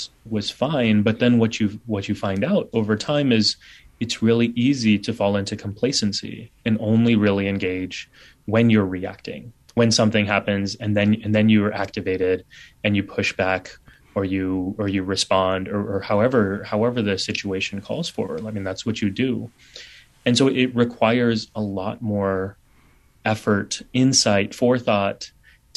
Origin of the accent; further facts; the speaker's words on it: San Antonio, Texas, United States; now in New York City, United States; my brothers and I were the only kids with turbans growing up in San Antonio